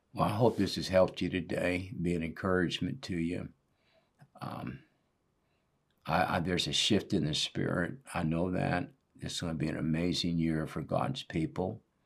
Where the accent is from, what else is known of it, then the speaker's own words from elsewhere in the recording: Northwest, United States; moved away as an adult; I was raised in the Northwest